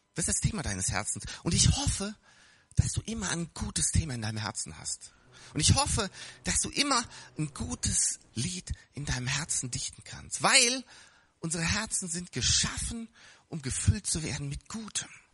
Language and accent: German; Bonn, North Rhine-Westphalia, Germany; wir hatten ein wunderschönes äh, Spielzeuggeschäft in Bonn, da wo ich aufgewachsen bin